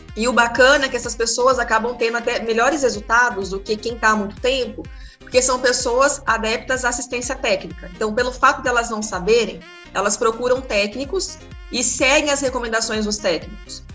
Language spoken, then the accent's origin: Portuguese; Paraná, Brazil; moved away; Eu sou do Paraná